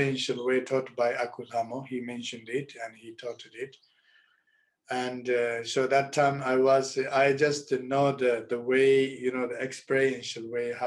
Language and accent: English; Rebkong, Qinghai, China; English is a second language; moved away; my hometown in Repkong